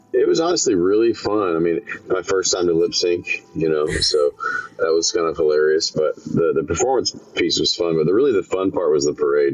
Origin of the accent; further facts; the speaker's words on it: Memphis, Tennessee, United States; now in Nashville, United States; my hometown of Memphis